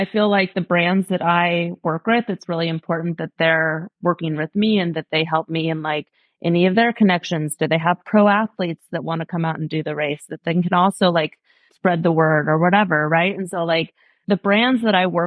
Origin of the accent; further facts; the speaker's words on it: Portland, Oregon, United States; moved away; I grew up in Portland, Oregon. I've thrown a number of races in my hometown just because I love Portland.